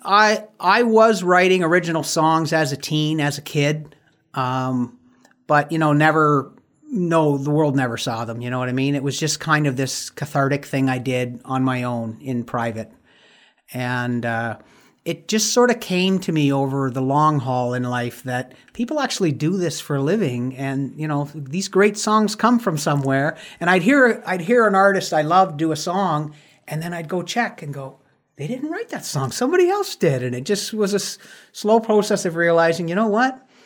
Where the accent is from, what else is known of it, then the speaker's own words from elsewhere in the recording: Windsor, Ontario, Canada; my hometown of Windsor, Ontario